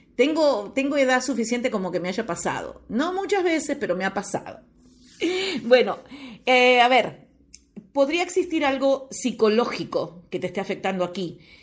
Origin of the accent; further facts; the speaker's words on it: Uruguay; moved away; Estoy viviendo ahora eh, nuevamente en mi país natal, en Uruguay eh, precisamente estoy en Piriápolis